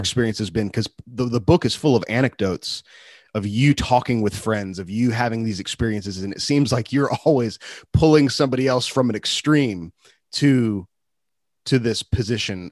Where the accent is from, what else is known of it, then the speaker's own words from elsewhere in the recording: United States; as an American man